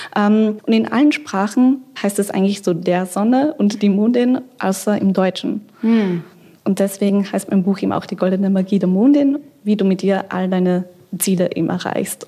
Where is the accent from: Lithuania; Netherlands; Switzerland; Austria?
Austria; now in Berlin, Germany; Ich bin ja aus Österreich ursprünglich